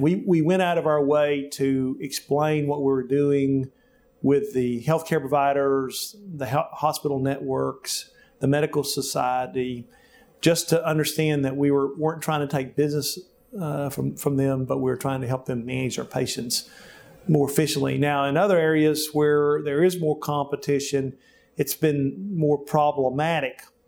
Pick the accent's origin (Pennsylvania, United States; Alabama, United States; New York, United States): Alabama, United States; Jemison; now in Little Rock, United States; I grew up in Alabama, in Jemison, Alabama, on a farm